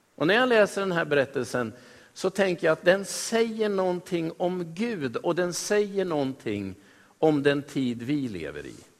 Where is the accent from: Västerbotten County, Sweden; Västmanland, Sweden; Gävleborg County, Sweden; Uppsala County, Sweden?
Västmanland, Sweden; Västerås; Jag är född och uppvuxen i Västerås, jag. Jag har bott i Sverige hela mitt liv.